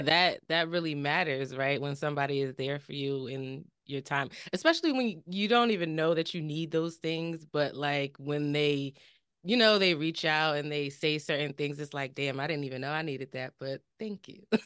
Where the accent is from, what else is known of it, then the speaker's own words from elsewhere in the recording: New Jersey, United States; we're from Jersey